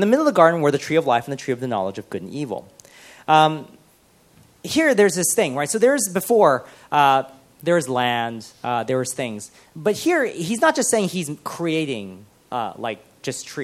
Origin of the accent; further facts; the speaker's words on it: United States; moved away as an adult; I am an immigrant because I have moved here and I'm from America